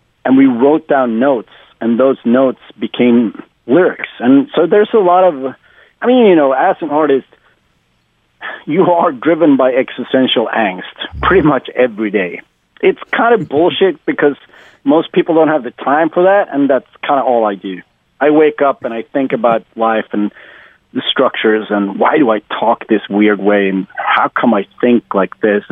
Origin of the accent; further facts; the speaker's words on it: Sweden; the whole 90s scene in my hometown, I even live in a small town, I still live here